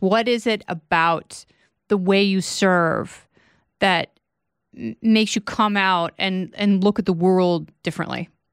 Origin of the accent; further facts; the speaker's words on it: Portland, Oregon, United States; moved away as an adult; I grew up in Portland, Oregon